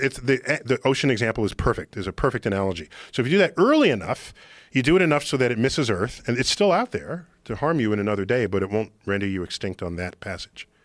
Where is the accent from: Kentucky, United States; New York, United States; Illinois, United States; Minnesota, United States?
New York, United States; New York City; I grew up in New York City